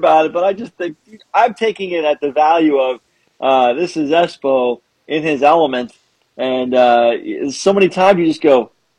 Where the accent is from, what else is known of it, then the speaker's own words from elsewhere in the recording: Tampa, Florida, United States; I grew up in Tampa.